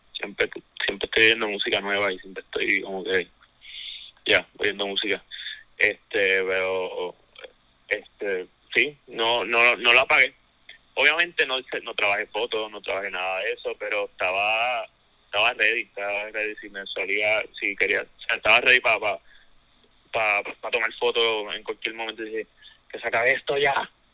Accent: Ponce, Puerto Rico; now in Santurce, Puerto Rico; soy naturalmente de Ponce

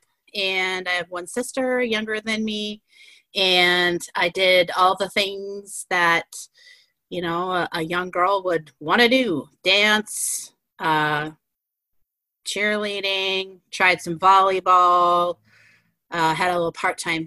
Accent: White Bear Lake, Minnesota, United States; born and raised in White Bear Lake. I still live in White Bear Lake

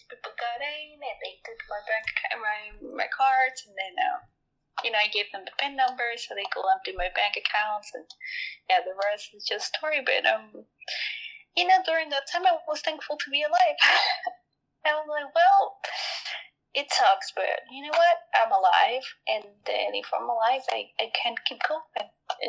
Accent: Mexico; English is a second language; I was born and raised in Mexico, and mm-hmm. then in Mexico I experienced a lot of violence.

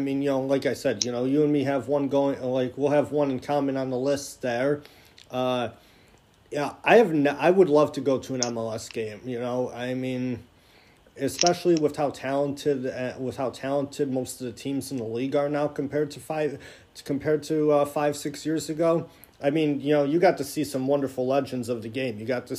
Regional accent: Niagara, New York, United States; my hometown Niagara University Purple Eagles.

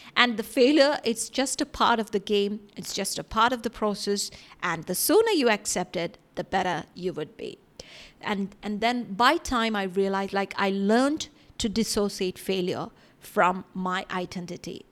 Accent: India; moved away; growing up in India

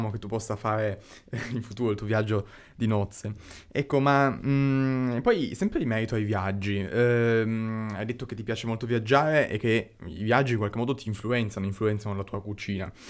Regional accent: Germany; Italian is a second language; io sono tedesco, quindi sono nato in Germania e diciamo che i tedeschi sono bravi in molte cose

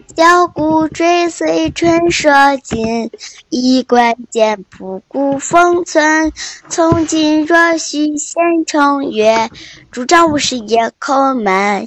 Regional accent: Heilongjiang, China; 我来自黑龙江，今年九岁，今年八岁了，上二年级

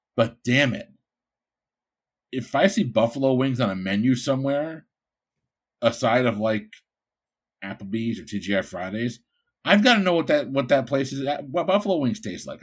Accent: Bridgeport, Connecticut, United States; moved away; also born or lived in Florida; I'm from Bridgeport, Connecticut

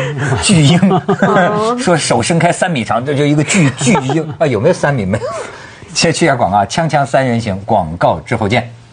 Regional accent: China; 我们大陆人

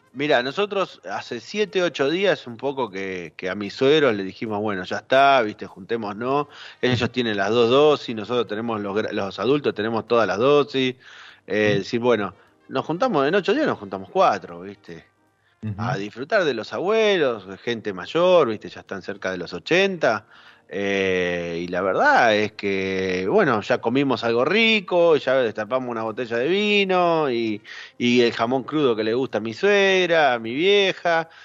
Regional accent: San Juan, Argentina; yo soy sanjuanino

